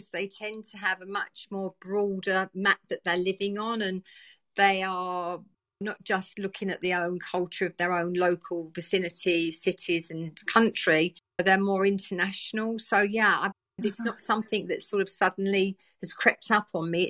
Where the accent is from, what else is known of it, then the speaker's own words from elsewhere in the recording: Essex, East of England, United Kingdom; also born or lived in East End of London; I was born and bred in the East End of London. I moved out to the countryside, where a lot of people did, living in the East End of London, to Essex, beautiful countryside, when I was a little 3 year old